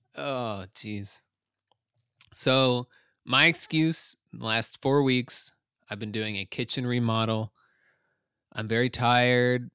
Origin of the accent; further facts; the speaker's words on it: United States; as an American